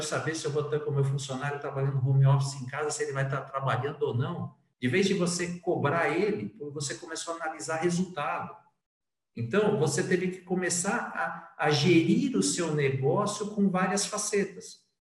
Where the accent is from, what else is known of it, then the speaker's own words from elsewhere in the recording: São Paulo, Brazil; moved away as an adult; also born or lived in Northeast Brazil / Angola; Eu sou de São Paulo, mas na verdade a, a profissão comercial, a profissão de marketing me levou a morar em vários lugares